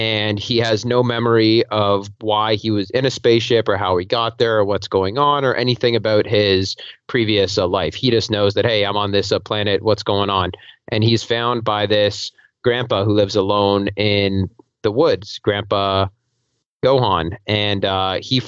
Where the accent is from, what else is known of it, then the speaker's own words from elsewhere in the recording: Toronto, Ontario, Canada; I'm from Toronto, Canada